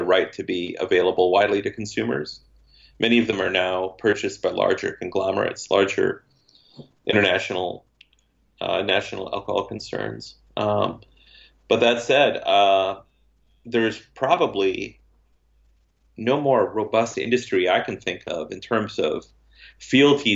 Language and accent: English; Hastings, Minnesota, United States; My hometown is getting a brewery this year